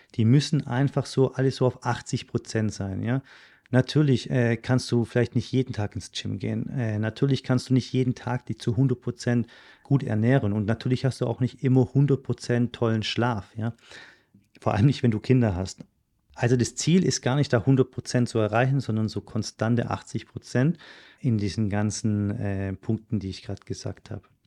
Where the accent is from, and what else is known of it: Germany; moved away; also born or lived in Switzerland